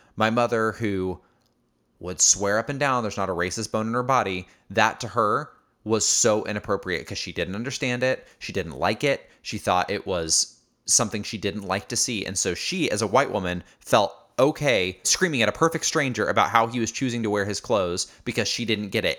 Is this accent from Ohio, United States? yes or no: no; Indiana, United States; born or raised there; moved away as an adult; also born or lived in Chicago, Illinois